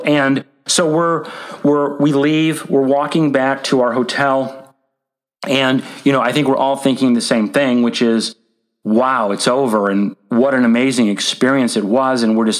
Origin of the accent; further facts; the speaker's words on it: Indianapolis, Indiana, United States; I grew up in Indianapolis, as I already mentioned.